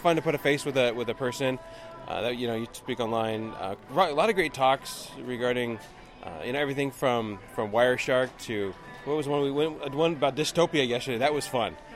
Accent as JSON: {"language": "English", "town": "Portland", "region": "Oregon", "country": "United States", "said": "I'm from Portland area"}